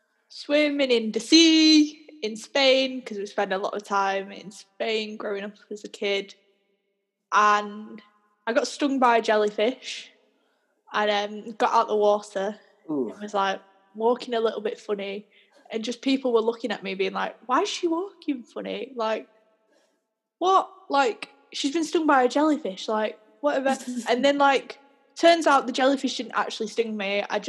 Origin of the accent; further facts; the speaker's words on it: Manchester, North West England, United Kingdom; now in Leeds, United Kingdom; I'm from Manchester. I don't know if you can tell, but I'm living in Leeds now. So I'm starting to pick up on a Yorkshire accent.